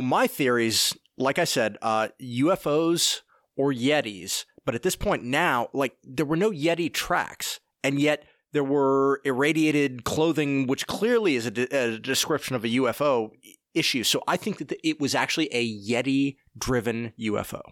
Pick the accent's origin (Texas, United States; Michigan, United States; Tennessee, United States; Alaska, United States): Tennessee, United States; Oak Ridge; also born or lived in Aiken, South Carolina; I grew up in Oak Ridge, Tennessee, and have spent time in Aiken, South Carolina